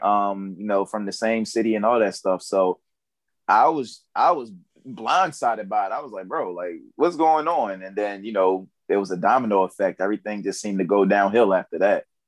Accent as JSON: {"language": "English", "town": "Baltimore", "region": "Maryland", "country": "United States", "said": "I'm from Baltimore, Maryland."}